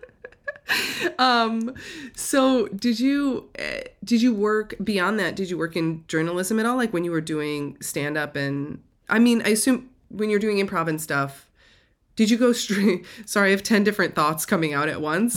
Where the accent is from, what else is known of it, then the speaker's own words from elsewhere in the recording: an hour outside Chicago, Indiana, United States; I grew up an hour outside of Chicago, but in, inside of Indiana